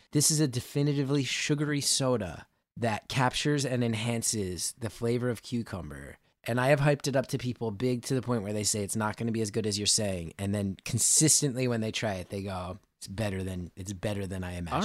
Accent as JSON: {"language": "English", "region": "New Jersey", "country": "United States", "tie": "born or raised there", "said": "I grew up in North Jersey."}